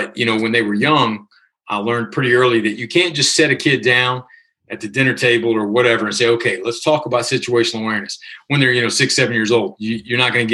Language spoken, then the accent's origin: English; Virginia, United States; moved away as an adult; living back in my hometown of Virginia